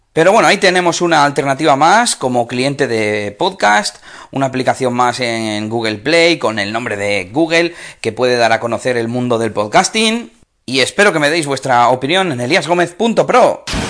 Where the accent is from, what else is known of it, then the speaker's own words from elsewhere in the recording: Espinosa de los Monteros, Castile and León, Spain; now in Bilbao, Spain; Espinosa de los Monteros, que es mi pueblo